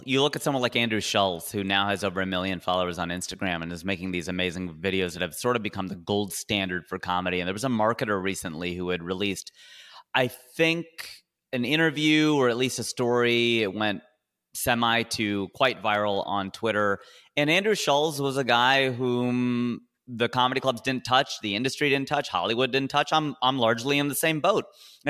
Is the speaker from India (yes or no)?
yes; India; even though I grew up watching him playing tennis because I'm Indian